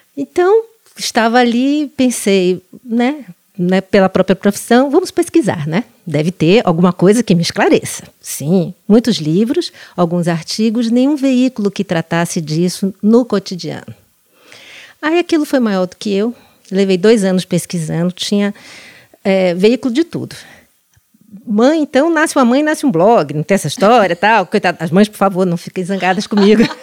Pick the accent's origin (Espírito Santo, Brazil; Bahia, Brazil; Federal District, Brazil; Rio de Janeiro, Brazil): Bahia, Brazil; Salvador; moved away as an adult; now in São Paulo, Brazil; eu depois saí da minha cidade natal, que é Salvador